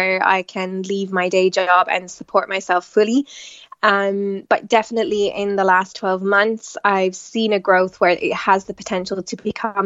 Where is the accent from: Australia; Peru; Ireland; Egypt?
Ireland; Tipperary, Munster; moved away as an adult; also born or lived in Limerick / London / Milan; now in Italy; I am Irish as well. I was born and raised in Tipperary